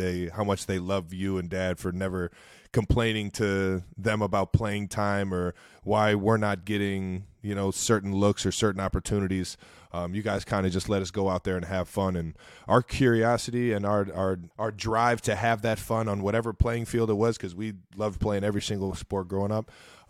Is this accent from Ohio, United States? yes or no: yes; Cleveland Heights, Ohio, United States; Growing up in Cleveland Heights, I love to tell everybody what I thought my name should have been at the time.